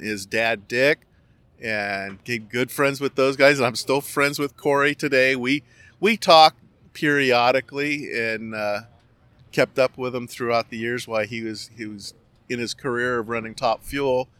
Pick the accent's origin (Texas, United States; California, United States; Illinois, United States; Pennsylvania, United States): California, United States; Garden Grove; now in Lake Havasu, United States; you couldn't be asking for a better place to grow up in Orange County. I, I grew up in Garden Grove